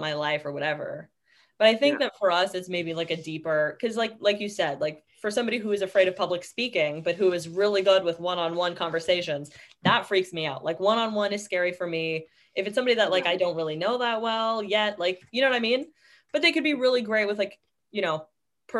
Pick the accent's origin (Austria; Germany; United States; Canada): Canada